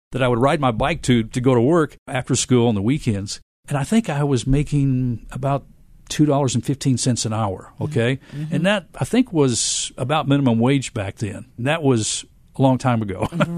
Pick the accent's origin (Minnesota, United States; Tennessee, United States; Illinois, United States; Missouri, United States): Tennessee, United States; Memphis; I myself am a lifelong Memphian.